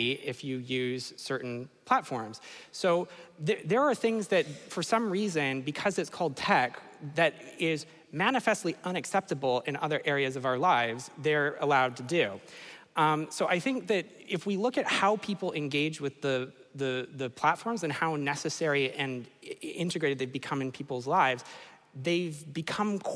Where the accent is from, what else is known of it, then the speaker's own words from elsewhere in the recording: Canada; I'm from Canada